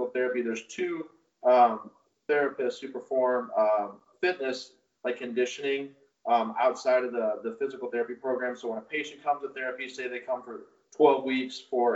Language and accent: English; St. Louis, Missouri, United States; born and raised in St. Louis